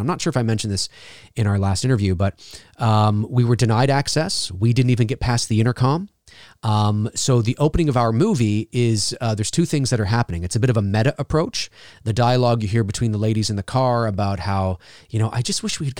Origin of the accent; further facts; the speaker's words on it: Toronto, Ontario, Canada; And myself and Bruce, obviously, we're from Toronto. We live in Toronto.